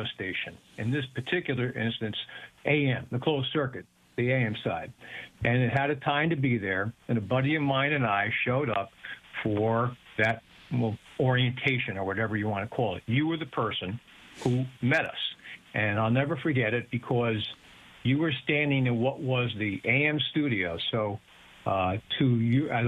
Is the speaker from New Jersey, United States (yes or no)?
yes; Bloomfield, New Jersey, United States; moved away as an adult; also born or lived in Brooklyn, New York / Hamden, Connecticut; now in Stamford, United States; I was born in Brooklyn, grew up in Bloomfield, New Jersey